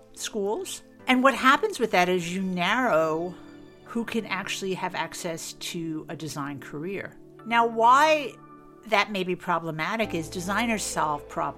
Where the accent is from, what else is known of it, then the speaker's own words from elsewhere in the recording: New York City, New York, United States; moved away as an adult; also born or lived in Boston; now in Austin, United States; I'm originally from New York City. I grew up in Queens, New York, many years ago.